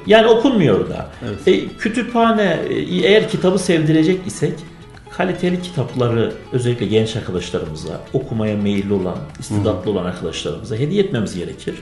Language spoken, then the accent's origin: Turkish; Gaziantep, Turkey; also born or lived in Erzincan; 1978 Gaziantep doğumluyum.